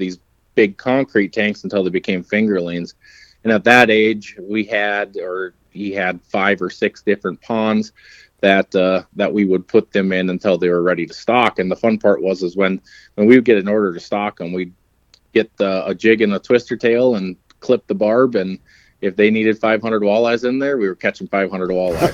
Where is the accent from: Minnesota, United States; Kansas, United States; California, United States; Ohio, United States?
Minnesota, United States; Ada; I grew up in Ada, Minnesota.